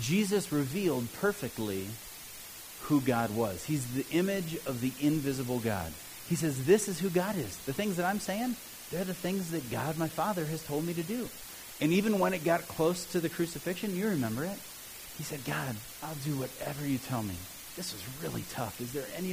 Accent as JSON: {"language": "English", "town": "Cleveland", "region": "Ohio", "country": "United States", "tie": "born or raised there", "also_born_or_lived": "Southern Africa", "moved": "yes", "lives_now": "Mount Olympus, United States", "said": "I'll always be a Cleveland fan just because I grew up in Cleveland"}